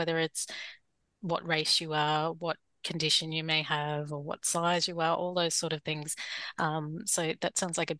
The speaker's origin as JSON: {"language": "English", "town": "Townsville", "region": "Queensland", "country": "Australia", "tie": "born or raised there", "moved": "yes", "lives_now": "Brisbane, Australia", "said": "that's where I spent some time growing up in Townsville."}